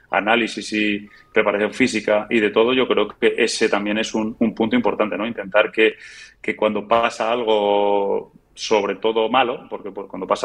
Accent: England, United Kingdom; viniendo de, de donde vengo, que es de, Inglaterra, donde hay dos equipos más en, la liga

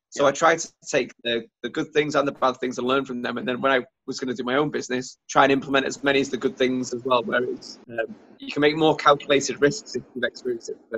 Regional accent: Germany; also born or lived in North Wales; So I was born and lived in Germany, and then I went to school in North Wales.

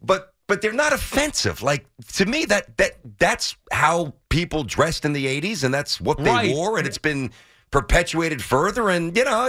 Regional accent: New York City, New York, United States; Maybe it's because I'm from Brooklyn and it's a melting pot. I've always appreciated that. Maybe it's because I had to jump on three trains when I was 14 years old to schlep through from Kings Highway to West 14th Street to go to high school.

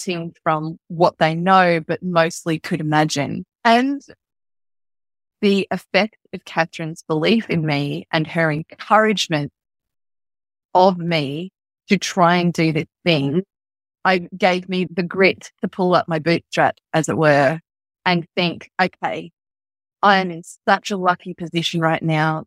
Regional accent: Australia; I'm from Australia

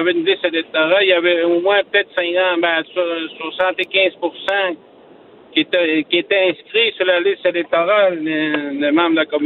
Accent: Natashquan, Quebec, Canada; J'étais chef de ma communauté. J'étais conseiller chez nous en Natashquan.

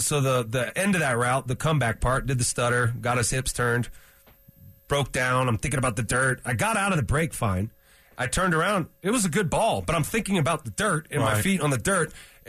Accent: Bay Area, California, United States; moved away; I'm from the Bay Area

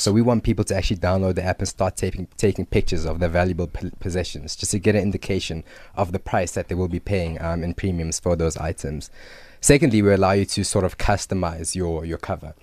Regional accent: Johannesburg, Gauteng, South Africa; also born or lived in Zimbabwe / Cape Town; moved to South Africa in nineteen ninety-two

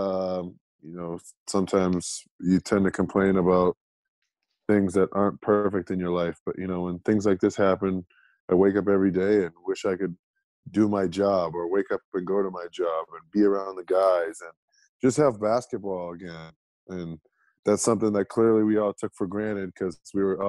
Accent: East Coast, United States; moved away as an adult; also born or lived in Methuen, Massachusetts; now in Salt Lake City, United States; I'm from the East Coast

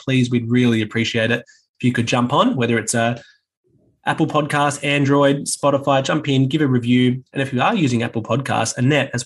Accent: Adelaide, South Australia, Australia; I grew up in Adelaide

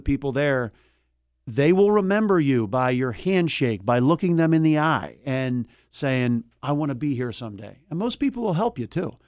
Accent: Philadelphia, Pennsylvania, United States; also born or lived in Delaware County, Pennsylvania; I grew up in Philadelphia

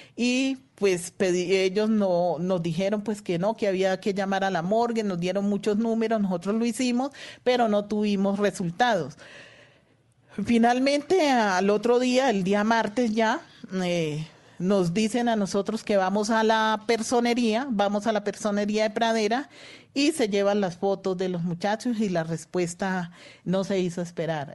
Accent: Valle del Cauca, Colombia; yo también soy vallecaucana

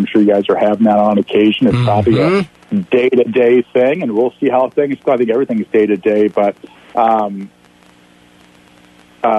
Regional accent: Eastern Iowa, United States; I grew up in Eastern Iowa

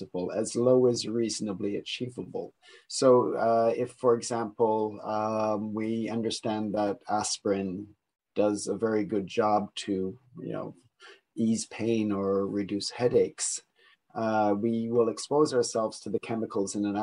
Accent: Niagara region, Ontario, Canada; moved away; I am also Canadian, coming from the Niagara region

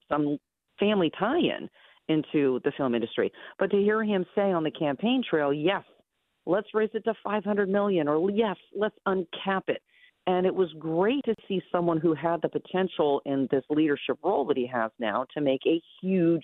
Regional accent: Southern California, United States; now in Pennsylvania, United States; I grew up in Southern California

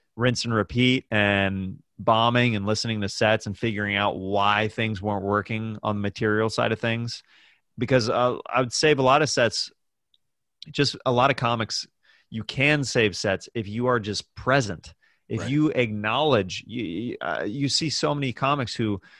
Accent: Kansas City, Kansas, United States; born or raised there

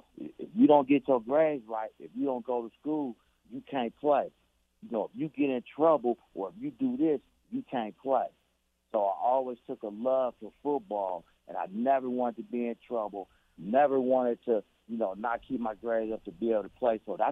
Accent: Oakland, California, United States; my biggest story that I like to tell everybody is growing up in Oakland. I still remember this, 1919 East 15th Street, apartment number 5, right?

